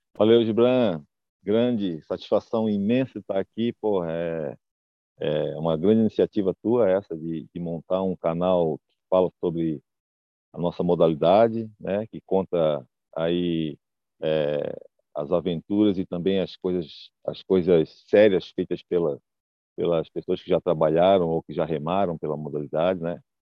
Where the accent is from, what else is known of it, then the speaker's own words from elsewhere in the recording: Florianópolis, Santa Catarina, Brazil; moved away as an adult; now in United States; Eu sou de Floripa, nasci em Floripa